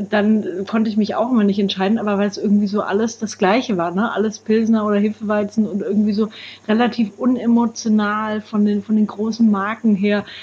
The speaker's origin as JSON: {"language": "German", "region": "Bavaria", "country": "Germany", "said": "Ich komme aus Franken, da äh, wird man da ja quasi ein bisschen mit der Muttermilch aufgezogen"}